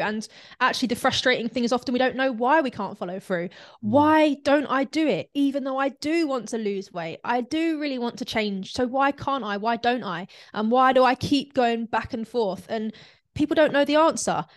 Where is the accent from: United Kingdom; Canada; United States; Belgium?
United Kingdom; London; now in North of England, United Kingdom; I'm from South London, but I'm actually living up north.